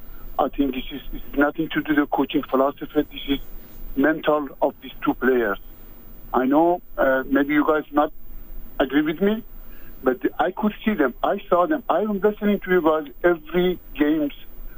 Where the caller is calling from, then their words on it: Montreal, Quebec, Canada; I'm calling from Montreal.